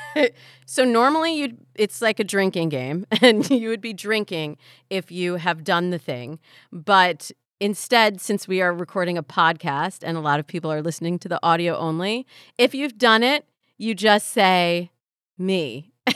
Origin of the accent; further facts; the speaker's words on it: Midwest, United States; Black and Jewish, growing up in the Midwest.